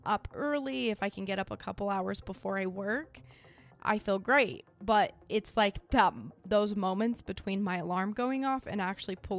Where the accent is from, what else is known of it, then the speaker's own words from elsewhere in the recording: Idaho, United States; I'm from Idaho.